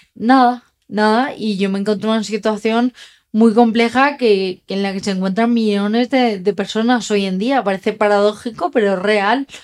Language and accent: Spanish; Dénia, Valencian Community, Spain; yo vivía en Denia, donde nací, empecé a estudiar en Valencia